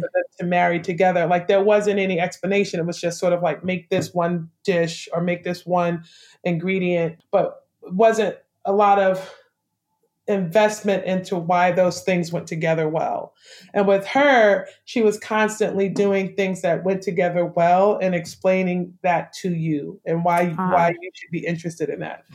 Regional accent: New York City, New York, United States; born or raised there; moved away as an adult; also born or lived in Brooklyn, New York; now in Savannah, United States

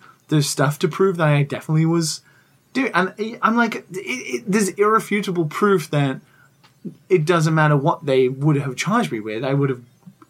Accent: United Kingdom; I'm British.

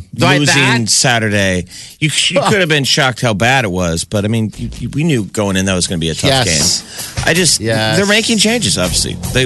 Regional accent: Nebraska, United States; I wear Husker gear just because I'm from Nebraska.

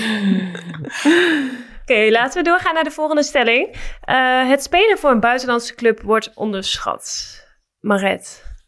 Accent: Netherlands; moved away as an adult; also born or lived in Ankara; wij als Nederlanders

